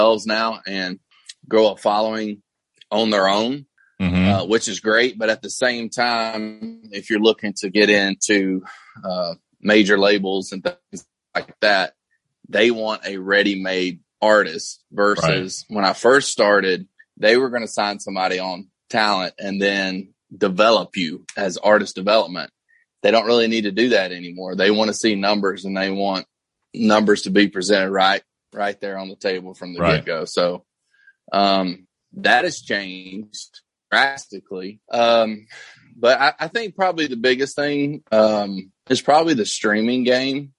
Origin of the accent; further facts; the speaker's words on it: Georgia, United States; moved away; my hometown's not like that in Georgia